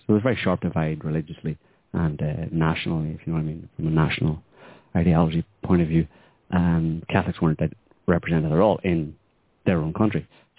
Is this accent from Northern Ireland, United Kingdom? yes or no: yes; Northern Ireland, United Kingdom; I mean, obviously, growing up in Northern Ireland, I kind of had that, you know